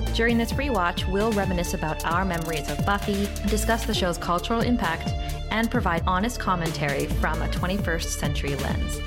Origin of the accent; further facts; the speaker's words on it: Thunder Bay, Ontario, Canada; Kara and I hail from Thunder Bay, Ontario, Canada, which is the amethyst mining capital of the world